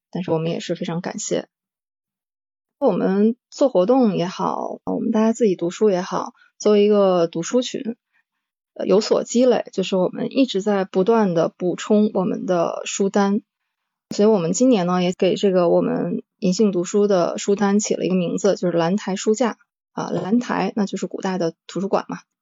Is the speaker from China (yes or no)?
yes; Northeast China, China; 我是来自东北的猫